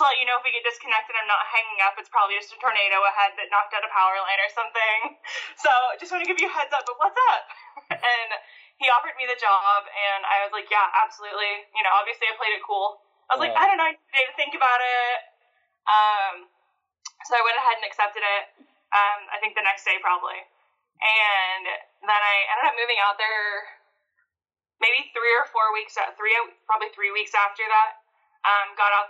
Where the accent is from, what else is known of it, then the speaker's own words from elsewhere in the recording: Texas, United States; moved away; also born or lived in Colorado; I grew up in Texas